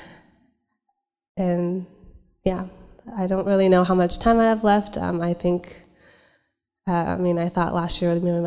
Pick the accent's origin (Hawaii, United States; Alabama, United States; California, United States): California, United States; San Jose; I'm from San Jose